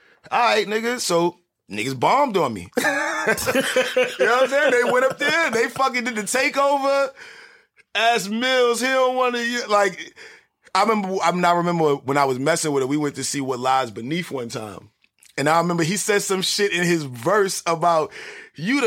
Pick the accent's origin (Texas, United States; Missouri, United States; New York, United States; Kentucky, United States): New York, United States; New York City; I was born in Wash Heights, grew up on Lenox, 144th and Lenox 7th, and moved to 123rd and Lex